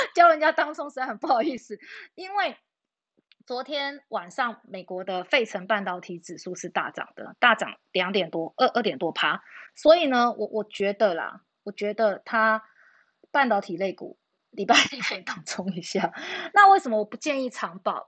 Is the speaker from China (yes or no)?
no; New Taipei, Taiwan; 我是新北的哈